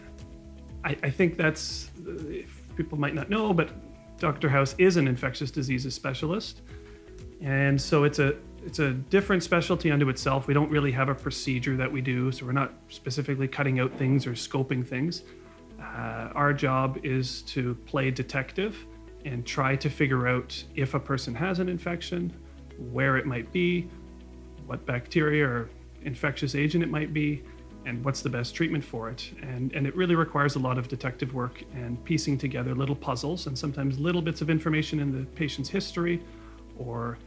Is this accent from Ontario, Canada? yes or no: yes; Mississauga, Ontario, Canada; I was born and raised in Mississauga.